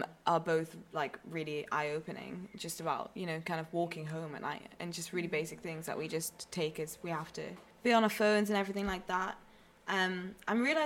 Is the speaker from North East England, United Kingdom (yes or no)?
yes; Newcastle upon Tyne, North East England, United Kingdom; moved away; I come from Newcastle.